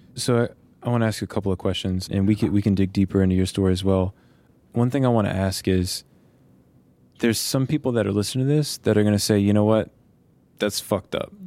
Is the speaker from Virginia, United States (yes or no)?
yes; Petersburg, Virginia, United States; I grew up in Virginia